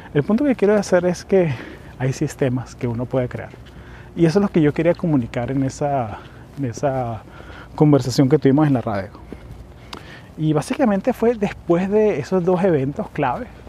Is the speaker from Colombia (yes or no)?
no; Venezuela; now in United States; yo soy venezolano, vivo aquí en Estados Unidos hace ya casi 20 años